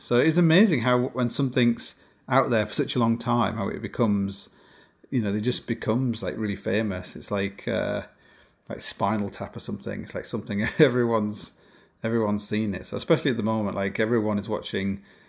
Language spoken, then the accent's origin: English; Canada; I'm Canadian.